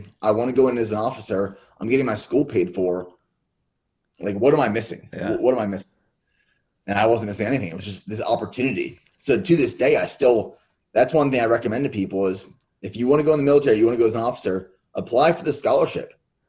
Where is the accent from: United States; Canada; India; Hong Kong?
United States; Pennsylvania; And I grew up in Central Pennsylvania, dynamic family, where my dad's side of the family, they were all dairy farmers in Central Pennsylvania.